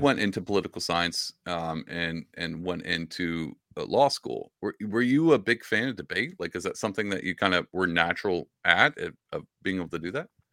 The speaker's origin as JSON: {"language": "English", "region": "Southeast Texas", "country": "United States", "tie": "born or raised there", "said": "I grew up in Southeast Texas"}